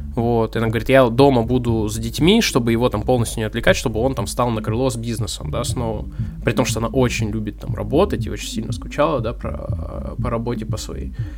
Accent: Arsenyev, Primorsky Krai, Russia; я вырос э, в Арсеньеве

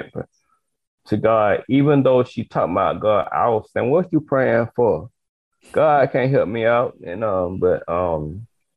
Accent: Atlanta, Georgia, United States; I was born in Atlanta, Georgia

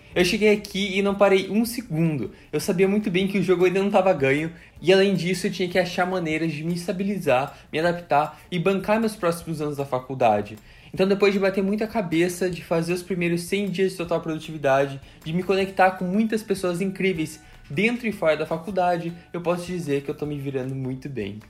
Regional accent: Curitiba, Paraná, Brazil; also born or lived in Foz do Iguaçu, Paraná; now in Florida, United States; Eu nasci em Foz do Iguaçu, no Paraná, em 99, me mudei para Curitiba quando eu tinha 5 anos de idade

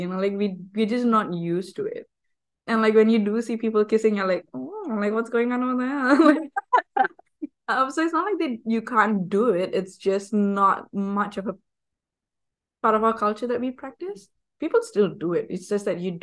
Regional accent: Malaysia; moved away as an adult; now in Edinburgh, United Kingdom; I'm from Malaysia

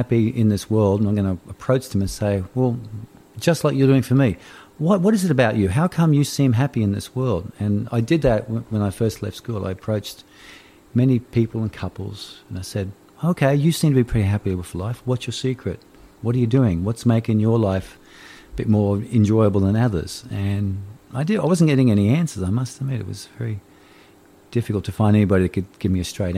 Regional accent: Brisbane, Queensland, Australia; I'm from Brisbane

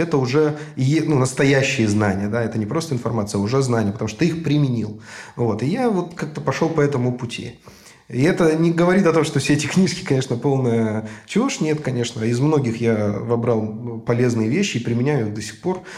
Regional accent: Novosibirsk, Novosibirsk Oblast, Russia; Я был хедрайтером вот новосибирской команды, собственно, откуда я родом

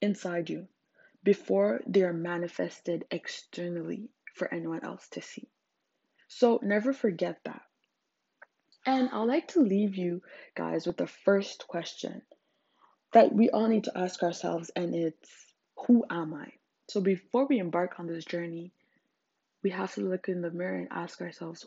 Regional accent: Zimbabwe; English is a second language; English is my third language. I'm African. I'm from Zimbabwe

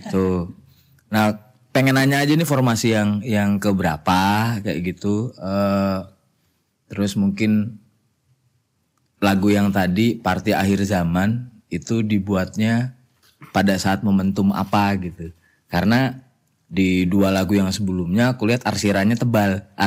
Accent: Klaten, Central Java, Indonesia; Saya juga asli Klaten

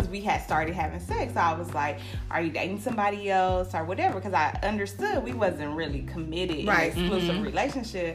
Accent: California, United States; I'm from California.

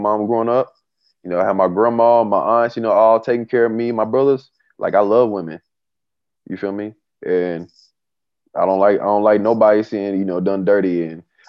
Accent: Tulsa, Oklahoma, United States; my hometown in Tulsa

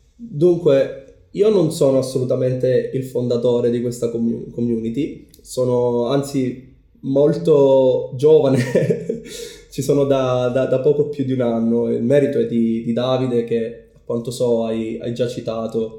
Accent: Palermo, Sicily, Italy; moved away as an adult; also born or lived in United Kingdom / Japan; sono nato e cresciuto a Palermo

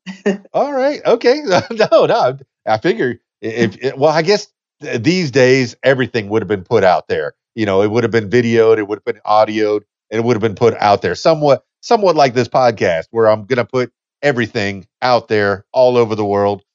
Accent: Miami, Florida, United States; now in Conway, United States; I'm from Miami, Florida, so I, I know the southeast uh, pretty well. I was born and raised there. Uh, the Keys, Keys, Dan, Florida Keys is where I'm from

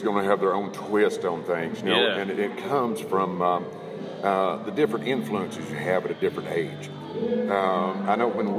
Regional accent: Chattanooga, Tennessee, United States; also born or lived in Kennesaw, Georgia; I'm from Chattanooga.

